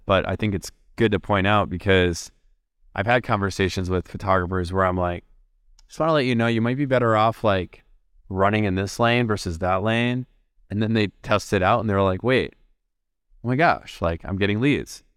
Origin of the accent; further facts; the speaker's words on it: Minneapolis, Minnesota, United States; my hometown, Minneapolis